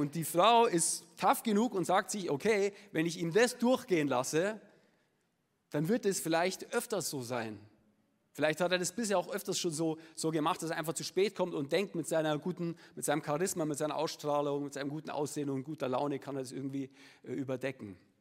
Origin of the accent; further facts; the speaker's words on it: Munich, Bavaria, Germany; accent: Upper Bavarian; ich äh, bin gebürtiger Münchner